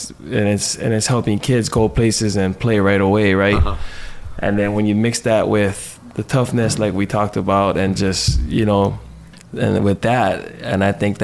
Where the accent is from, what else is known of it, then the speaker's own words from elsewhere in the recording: Kahaluu, Hawaii, United States; I grew up in Kahalu